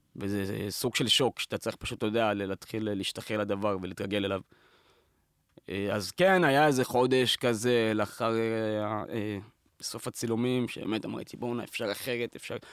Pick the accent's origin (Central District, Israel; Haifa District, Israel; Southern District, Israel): Southern District, Israel; Beersheba; moved away; כשאתה בא מפריפריה, אני בא מבאר שבע